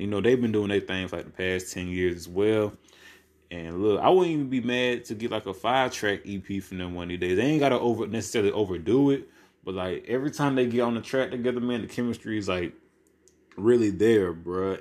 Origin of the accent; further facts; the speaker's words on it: Albany, United States; my hometown in Albany